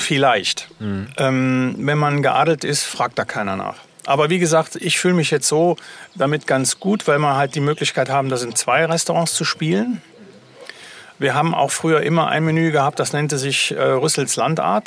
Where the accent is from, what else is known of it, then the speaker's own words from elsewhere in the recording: Germany; bei uns in Deutschland